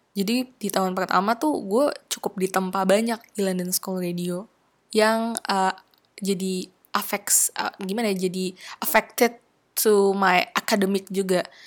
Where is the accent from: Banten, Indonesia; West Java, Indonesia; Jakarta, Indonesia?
West Java, Indonesia; Cirebon; moved away; bawaan gue dari Cirebon